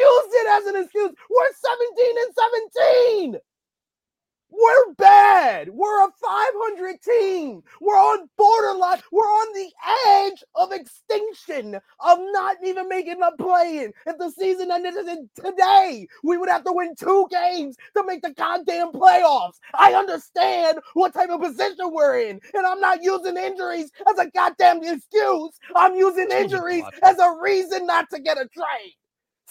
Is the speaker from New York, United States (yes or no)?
yes; New York City, New York, United States; I grew up in Harlem